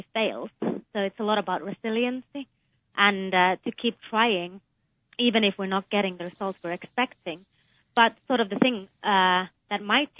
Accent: Finland; moved away as an adult; also born or lived in United Kingdom / Texas; now in United States; I was born in Finland, but I also spent some of my childhood in the UK

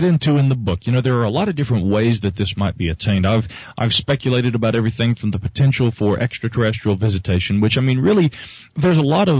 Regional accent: Asheville, North Carolina, United States; That is correct. Yeah, I am from Asheville, the sweet sunny south down here.

